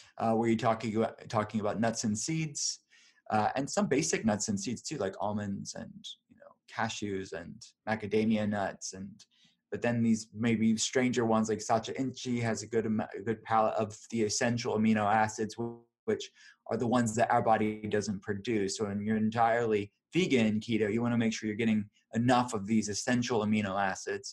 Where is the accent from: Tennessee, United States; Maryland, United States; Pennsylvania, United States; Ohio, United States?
Pennsylvania, United States; Pittsburgh; I'm from Pittsburgh